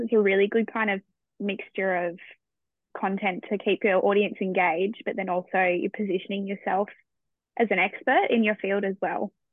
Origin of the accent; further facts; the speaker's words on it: Australia; as an Australian